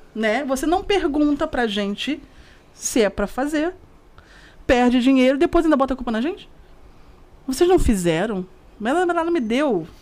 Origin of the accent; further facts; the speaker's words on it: Rio de Janeiro, Brazil; você morar na Praça Seca, no Rio de Janeiro, para quem é do Rio vai saber muito bem o porquê que eu tô falando isso, morar do lado de São José Operário, de você crescer nesse bairro, crescer neste condomínio, ficar 30 e poucos anos no mesmo lugar